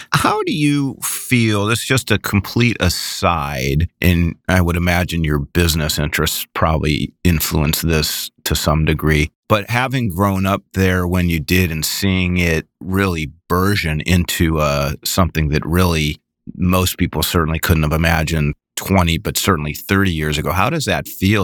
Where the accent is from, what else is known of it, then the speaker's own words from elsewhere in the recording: Midwest, United States; I grew up in the Midwest